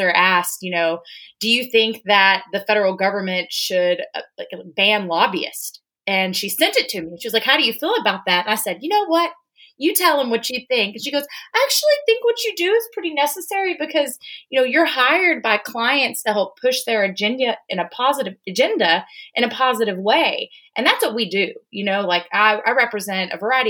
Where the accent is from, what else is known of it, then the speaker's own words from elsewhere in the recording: Gilmer, Texas, United States; moved away as an adult; now in Austin, United States; I'm originally from Gilmer, Texas. It's in East Texas, small town, about 4,500 people, home of the East Texas Yamboree